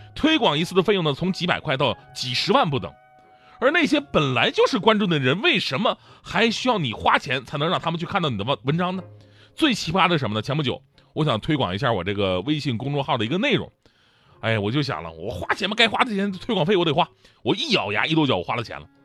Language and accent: Chinese; Northeast China, China; 我作为一个东北人